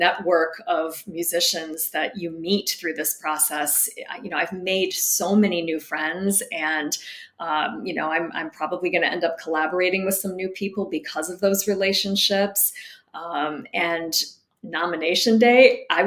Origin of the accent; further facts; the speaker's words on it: outside of Detroit, Michigan, United States; moved away; I grew up in Michigan, so I was near the Great Lakes